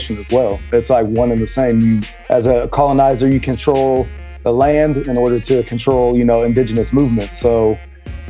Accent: Des Moines, Iowa, United States; I'm from Northside, Des Moines

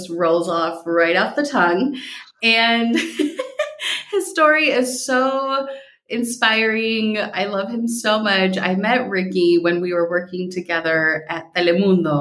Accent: Minnesota, United States; as I got used to saying growing up in Minnesota so that people would understand me

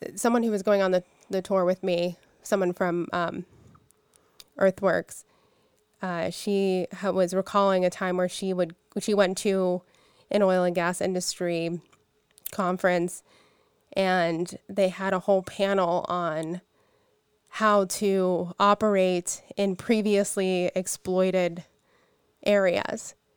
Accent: Pittsburgh, Pennsylvania, United States; I'm from Pittsburgh. I lived, you know, grew up 10 miles away from from where we're at right now. I'm a I'm a lifer

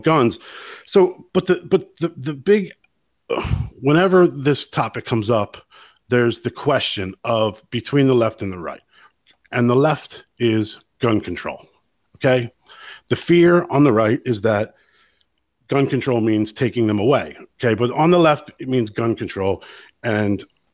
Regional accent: United States; now in Ireland; I'm an American here in Ireland

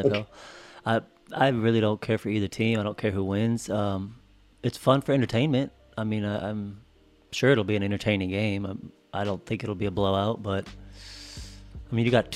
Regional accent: Denver, Colorado, United States; I grew up in Denver

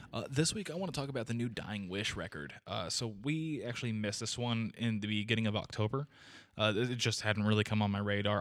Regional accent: United States; we're ignorant American people

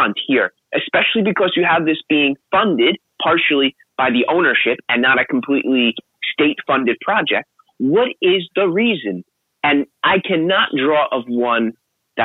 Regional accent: United States; I grew up in New Jersey and New York

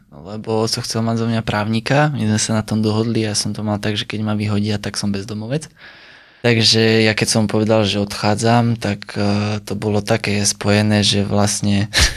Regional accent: Sliač, Banská Bystrica Region, Slovakia; also born or lived in Bratislava; začal som pôsobiť po víkendoch najmä u nás na Sliači

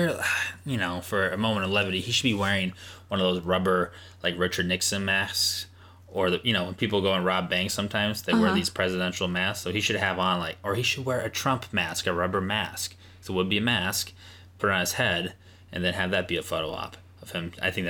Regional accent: Pakistan; I'm Pakistani.

